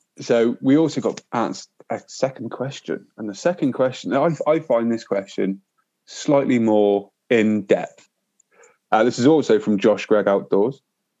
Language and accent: English; England, United Kingdom; we're English, not Yankee.